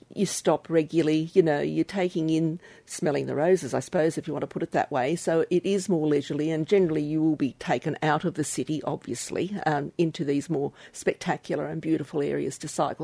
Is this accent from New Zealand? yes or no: no; Australia; from Australia as, as an Australian citizen